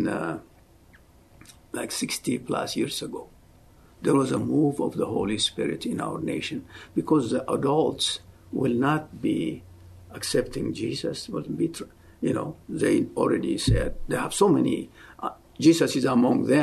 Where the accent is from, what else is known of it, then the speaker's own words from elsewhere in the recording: Ethiopia; moved away as an adult; also born or lived in Oklahoma City, United States; now in United States; I'm originally from Ethiopia. I came to go to school here. So this was back in 1974, came to Oklahoma City.